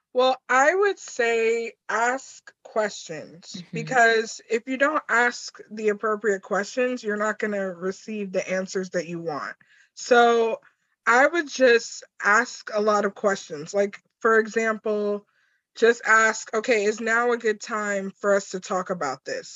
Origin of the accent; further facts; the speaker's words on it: New York, United States; I'm from New York